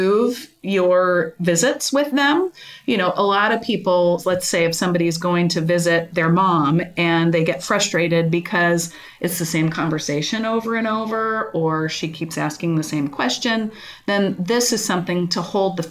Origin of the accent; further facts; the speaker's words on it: Kansas City, United States; I'm from Kansas City, grew up around here